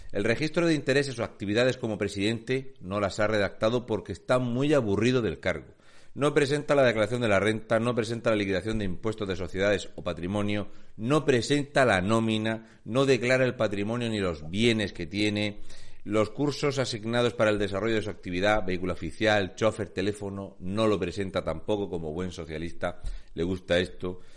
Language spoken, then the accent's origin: Spanish; Region of Murcia, Spain; un murciano encabronao